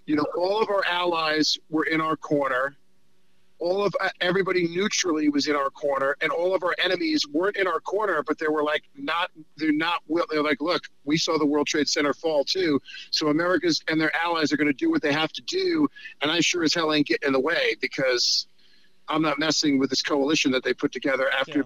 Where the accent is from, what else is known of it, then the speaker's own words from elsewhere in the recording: New York, United States; I'm a New Yorker who's a Hollywood liberal